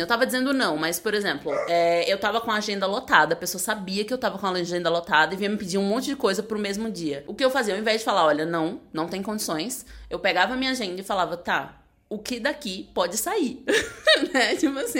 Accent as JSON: {"language": "Portuguese", "town": "Aracaju", "region": "Sergipe", "country": "Brazil", "moved": "yes", "said": "Eu sou de Aracaju"}